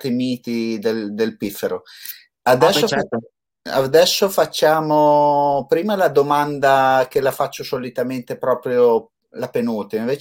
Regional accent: Dosso, Emilia-Romagna, Italy; accent: S of Dosso; moved away; Io ho la S di dosso. Ah, scusa, John. eh, io vengo dal dosso

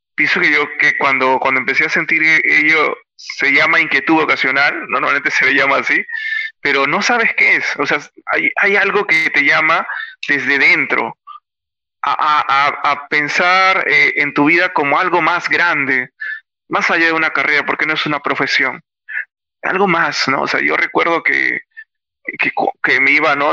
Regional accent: Lima, Peru; soy natural de Lima

